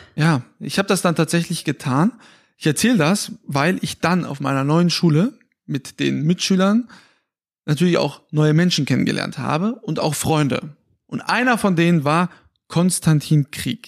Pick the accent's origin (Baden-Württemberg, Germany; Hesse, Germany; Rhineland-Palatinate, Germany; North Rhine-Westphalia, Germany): Hesse, Germany; Fulda; meiner Heimatstadt, aus Fulda